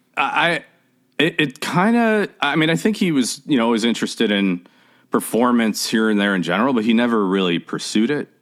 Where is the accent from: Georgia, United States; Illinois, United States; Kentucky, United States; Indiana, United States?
Illinois, United States; Chicago; also born or lived in Oak Park, Illinois; I grew up in Chicago. I actually grew up between Chicago and Oak Park, Illinois